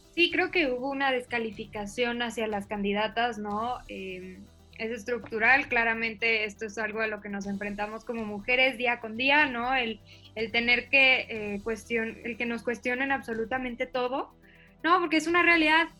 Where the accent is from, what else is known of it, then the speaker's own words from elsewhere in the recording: Chihuahua, Mexico; yo crecí en Chihuahua